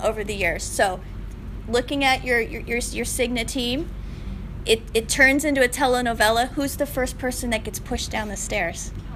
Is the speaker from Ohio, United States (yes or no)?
yes; Northwest Ohio, United States; moved away as an adult; now in Arizona, United States; I grew up in the Northwest Ohio, and I moved to Arizona